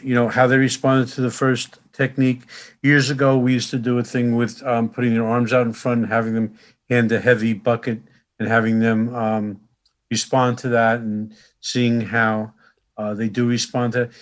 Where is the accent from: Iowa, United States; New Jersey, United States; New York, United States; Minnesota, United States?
New Jersey, United States; Newark; I grew up right next door in Newark